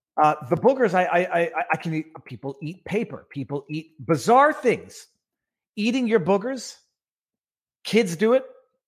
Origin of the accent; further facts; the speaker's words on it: Canada; I'm a Canadian looking to invest in a small American tackle company.